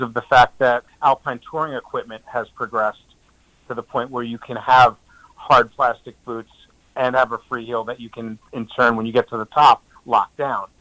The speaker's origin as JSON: {"language": "English", "region": "New Jersey", "country": "United States", "tie": "born or raised there", "moved": "yes", "lives_now": "Waitsfield, United States", "said": "I've been skiing since I was two years old, growing up in New Jersey"}